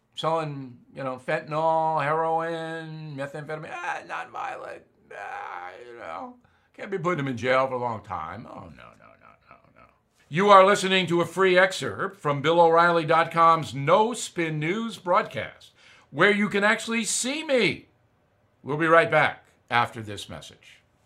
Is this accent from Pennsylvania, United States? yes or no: no; near Westbury, New York, United States; Westbury, New York, right near where I was raised